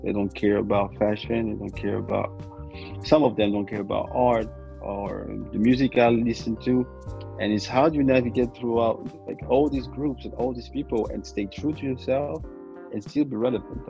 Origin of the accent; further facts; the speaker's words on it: French West Indies, France; And I'm from the West Indies, you know. And in the West Indies, in the French West Indies, they have a saying, like, nom c'est chien, which basically like means men are dogs.